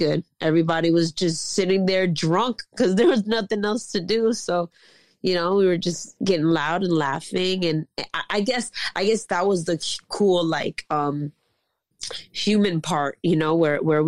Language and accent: English; New York City, New York, United States; I'm from Queens. I got the whole hood in me